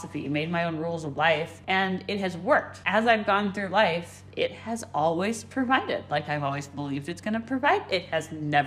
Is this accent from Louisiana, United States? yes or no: no; Austin, Texas, United States; accent: occasional Arkansas accent; also born or lived in Phoenix, Arizona; I basically grew up in Austin, Texas. So like I say I'm from Texas, because that's where I did a vast majority of my childhood.